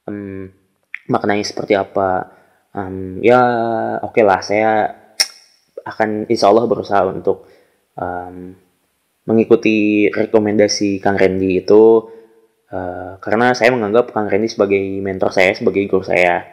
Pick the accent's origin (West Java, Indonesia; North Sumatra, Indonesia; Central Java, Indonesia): West Java, Indonesia; Tasikmalaya; khususnya yang ada di Tasikmalaya karena saya berasal dari Tasik Eh, kemudian Jawa Barat dan umumnya di Indonesia gitu.